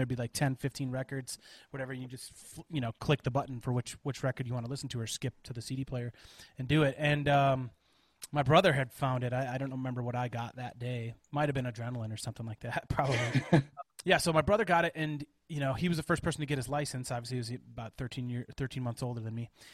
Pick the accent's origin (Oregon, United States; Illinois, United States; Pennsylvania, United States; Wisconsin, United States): Wisconsin, United States; Janesville; moved away; also born or lived in Colorado; I spent probably 7 years of my life growing up in Janesville, Wisconsin